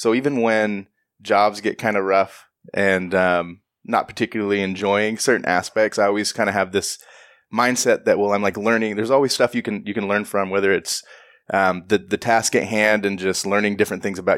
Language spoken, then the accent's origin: English; Washington, United States; Growing up, so I grew up in Central Washington